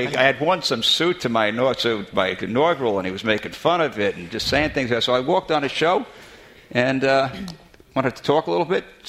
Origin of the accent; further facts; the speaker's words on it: Brooklyn, New York, United States; now in Minnesota, United States; Well, actually, I have a Brooklyn. I grew up in Brooklyn. Oh, I grew up on 1649 East 21st Street, Brooklyn, New York.